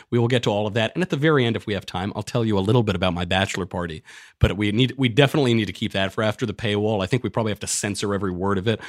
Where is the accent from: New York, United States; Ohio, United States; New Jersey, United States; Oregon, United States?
New York, United States; moved away; I'm from New York